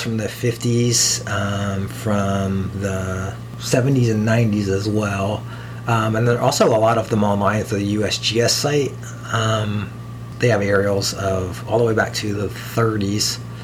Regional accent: Columbus, Ohio, United States; I grew up around the Polaris area, and we would drive to Delaware to, to go see drive-in movies when I was a kid.

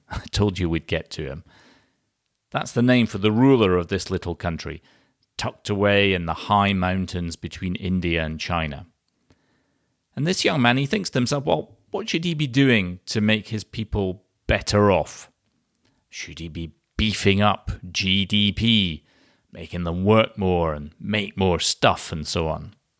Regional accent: Scotland, United Kingdom; my home country, from Scotland.

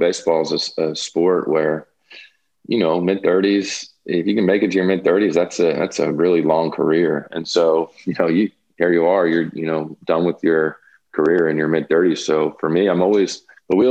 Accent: New York, United States; I'm from New York

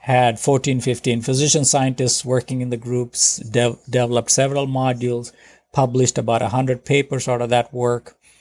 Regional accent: India; moved away as an adult; now in United States; I grew up in India

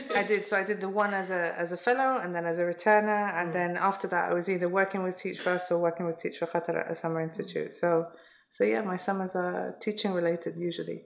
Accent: London, United Kingdom; I was mm-hmm. born and born and raised in London

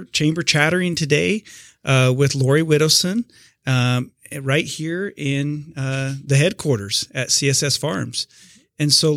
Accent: Northeast Colorado, United States; I grew up in Northeast Colorado

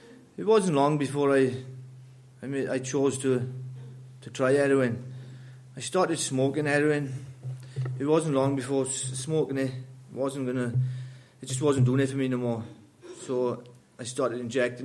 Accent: Wales, United Kingdom; I grew up in Wales

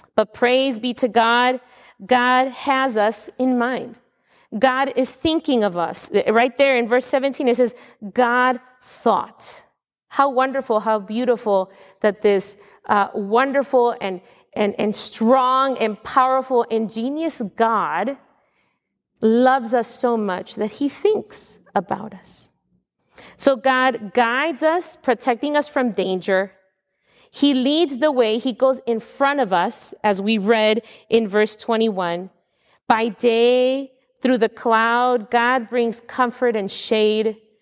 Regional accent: United States; as an American of today

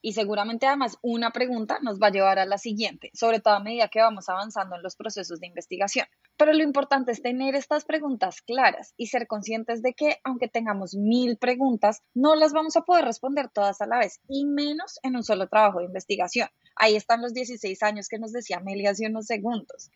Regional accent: Colombia; siento que es como mi responsabilidad como colombiana

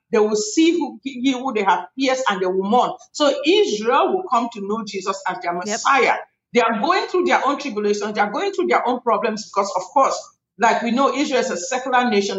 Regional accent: Cameroon; now in United States; I come from Cameroon, West Africa. That's where I am from originally. My country has had a civil war

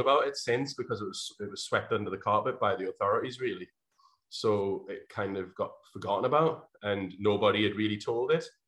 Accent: North Shields, North East England, United Kingdom; my hometown, which at the time was North Shields, which is a small town outside of uh, the city of Newcastle in England

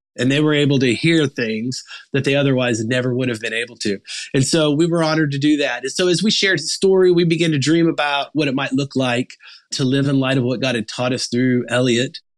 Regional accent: Arkansas, United States; I grew up in Arkansas

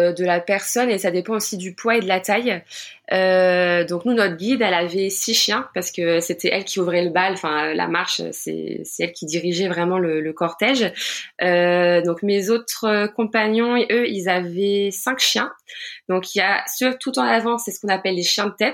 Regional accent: Rouen, Normandy, France; j'ai 29 ans, je viens de Rouen en Normandie

